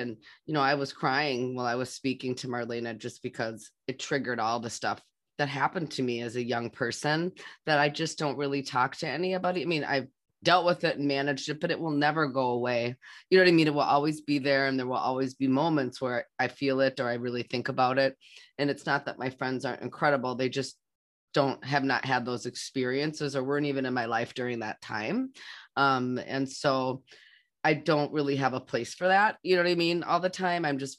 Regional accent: United States; I'm Native American, and I mean, you know, and my family celebrates Thanksgiving, but it's for different reasons.

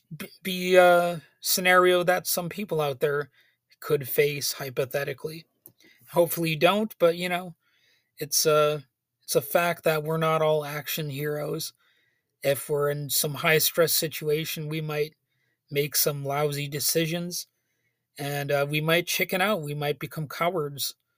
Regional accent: United States; as an American

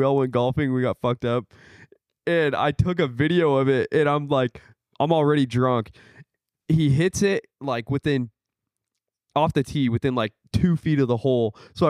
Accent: Omaha, Nebraska, United States; Omaha, Nebraska. That's right on the edge of Nebraska and in Iowa.

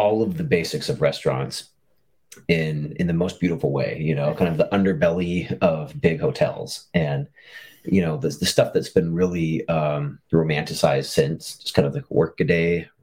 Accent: Fairbanks, Alaska, United States; now in Bainbridge Island, United States; my hometown of Fairbanks, Alaska

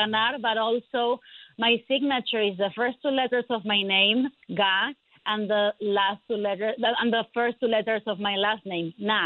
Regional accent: Argentina; moved away as an adult; now in United States; I am an immigrant from Argentina. I came to the United States when I was 23 years old

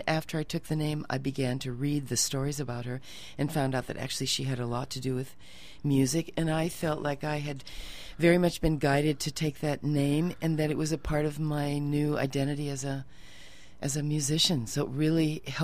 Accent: South Dakota, United States; moved away as an adult; also born or lived in New York City; I was born in South Dakota

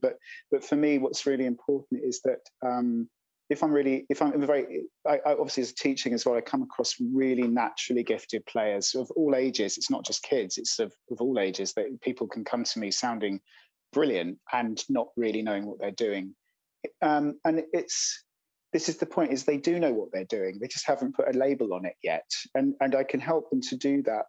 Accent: London, United Kingdom; I grew up in London

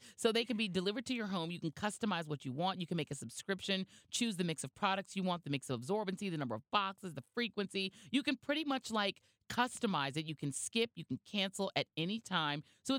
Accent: Denver, Colorado, United States; born or raised there

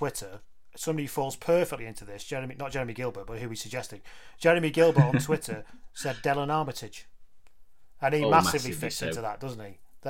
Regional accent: England, United Kingdom; I'm English

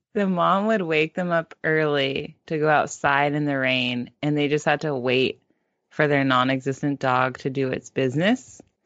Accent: Palo Alto, California, United States; we grew up in Palo Alto in the Bay, Silicon Valley

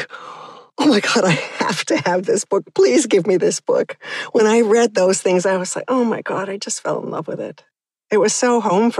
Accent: DeKalb, Illinois, United States; also born or lived in Lawrence, Kansas; I'm from DeKalb, Illinois

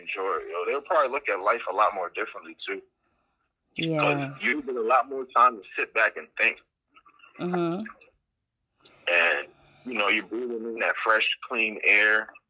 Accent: Trinidad & Tobago; now in United States; I'm originally from Trinidad and Tobago

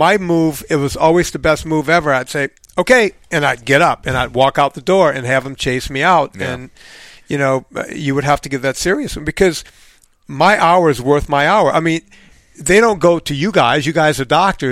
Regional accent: Louisiana, United States; moved away; I'm from Louisiana. I literally grew up on a bayou

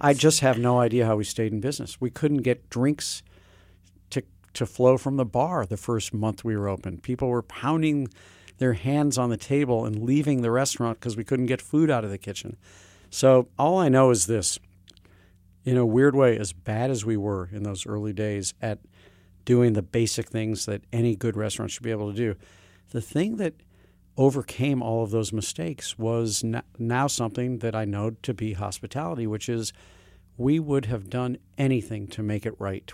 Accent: St. Louis, Missouri, United States; moved away; also born or lived in Hartford / New York City; I had the kind of education growing up in Saint Louis, Missouri

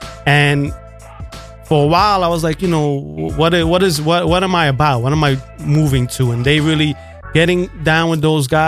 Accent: United States; I'm Puerto Rican and, oh, America's the worst. I never say America's the best. I'm not. It's, you know, I was born here, so I'm American. Mom was born in Puerto Rico. You know, it's, I'm Puerto Rican.

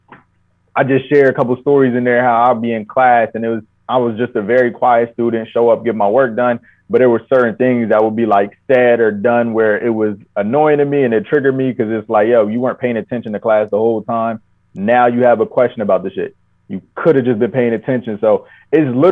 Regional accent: New Jersey, United States; being born and raised in Jersey and just close to New York

